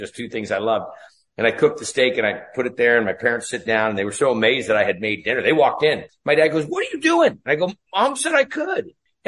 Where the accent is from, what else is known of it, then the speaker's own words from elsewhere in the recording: Ferndale, California, United States; So anyhow, I grew up in Northern California. If you ever saw the movie Outbreak with Dustin Hoffman, that's a little town that I was raised in, a little town called Ferndale.